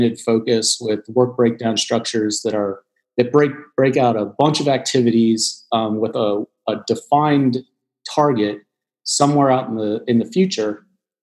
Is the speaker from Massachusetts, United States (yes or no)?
no; Washington, District of Columbia, United States; now in Charlotte, United States; I come from Washington, D.C.